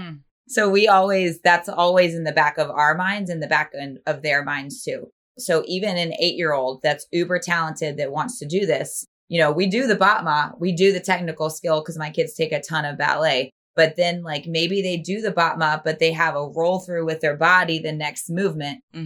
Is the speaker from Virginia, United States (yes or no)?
yes; Northern Virginia, United States; born or raised there